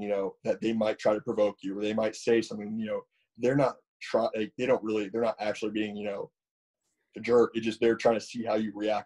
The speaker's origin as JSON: {"language": "English", "region": "Connecticut", "country": "United States", "tie": "born or raised there", "said": "there are some fields in my hometown"}